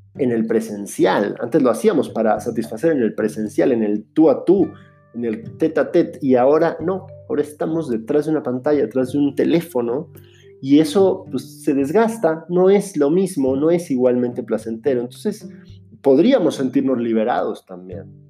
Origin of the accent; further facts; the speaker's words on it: Mexico; moved away as an adult; also born or lived in Finland / Buenos Aires, Argentina; como mexicano puedo decir que sé lo que es ser un estudiante en el extranjero o un migrante